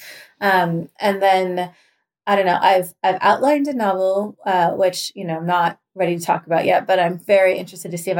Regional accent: Southern Oregon, United States; moved away as an adult; also born or lived in Seattle, Washington; now in Washington, D.C. area, United States; I was born and adopted in Seattle, and I spent like most of the first 18 years of my life in a little town in Southern Oregon

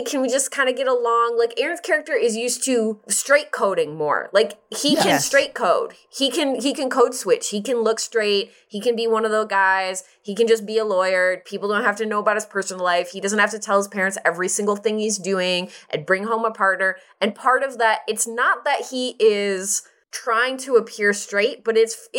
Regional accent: Midwest, United States; I grew up in the Midwest.

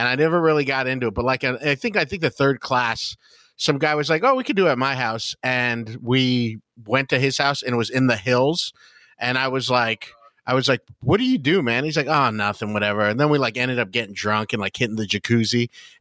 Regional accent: West Covina, California, United States; now in Los Angeles, United States; I'm from West Covina, which is a suburb of Los Angeles.

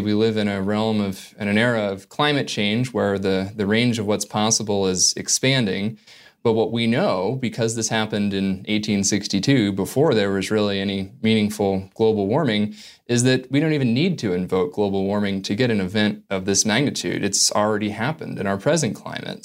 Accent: Northern California, United States; growing up in Northern California

